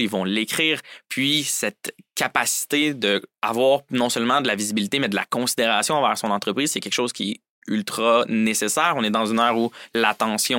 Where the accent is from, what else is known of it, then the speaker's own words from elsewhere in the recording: Saint-Jérôme, Quebec, Canada; moved away as an adult; je viens plus précisément de Saint-Jérôme, sur la rive nord de Montréal